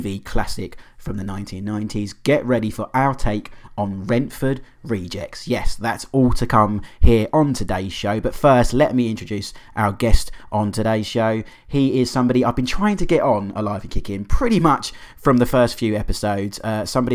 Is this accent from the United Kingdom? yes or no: yes; London, United Kingdom; I grew up in South East London